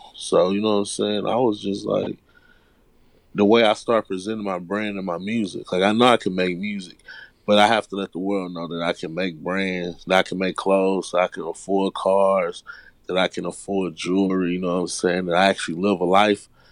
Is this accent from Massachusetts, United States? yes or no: no; Houston, Texas, United States; I was born and raised in Houston. I was born and raised on the South Side